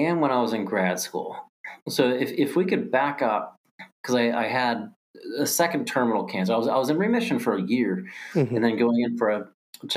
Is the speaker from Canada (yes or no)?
no; Ohio, United States; moved away as an adult; also born or lived in Pennsylvania / Jacksonville, Florida; born and raised in Ohio, school in Pennsylvania, moved to Jacksonville, Florida